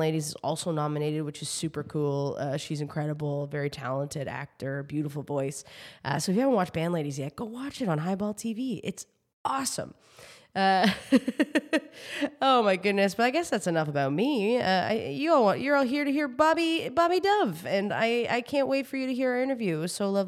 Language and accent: English; New Brunswick, Canada; now in Toronto, Canada; I'm from the East Coast, so I'm originally from New Brunswick, living in Toronto.